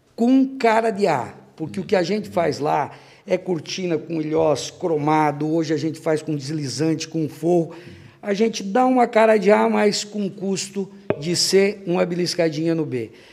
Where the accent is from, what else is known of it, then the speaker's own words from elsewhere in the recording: Anita Garibaldi, Santa Catarina, Brazil; now in Blumenau, Brazil; Eu sou natural de Anitta Garibaldi, Anitta Garibaldi. uma cidade no Planalto Serrano, 100 quilômetros próximo a Lages